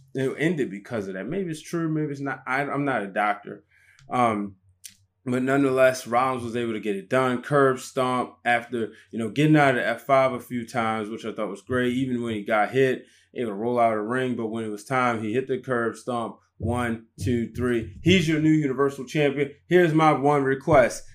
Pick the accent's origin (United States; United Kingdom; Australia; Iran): United States; Baltimore, Maryland; I was just arriving back to my hometown of Baltimore